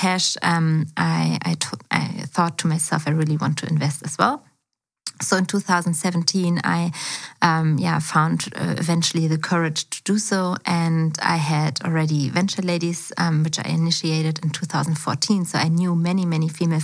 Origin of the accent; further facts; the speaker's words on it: Berlin, Germany; also born or lived in China; I was actually born and raised in Berlin as well. So I'm from Schöneberg